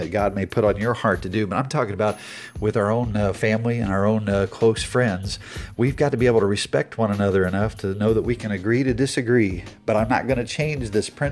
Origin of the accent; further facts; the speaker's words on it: United States; as an American